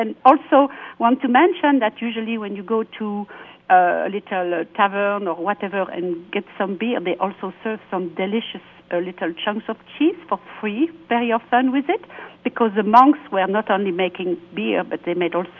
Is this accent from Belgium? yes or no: yes; Wallonia, Belgium; also born or lived in Brussels; Yes, I'm from Belgium. I'm a Walloon. I'm from the south of Belgium, but I lived in Brussels many, many years.